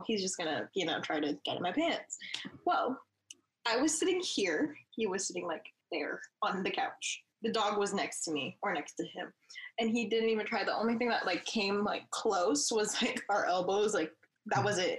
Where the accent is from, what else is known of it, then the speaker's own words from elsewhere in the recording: New Jersey, United States; moved away; I'm from New Jersey. I didn't grow up here